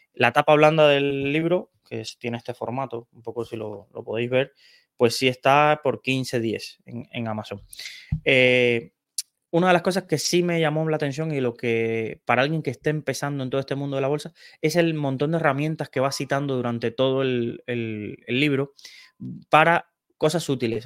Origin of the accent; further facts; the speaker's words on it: Cienfuegos, Cuba; also born or lived in Santa Clara, Cuba; yo nací en Cienfuegos, que es una ciudad de, Cuba, pero estudié en Santa Clara.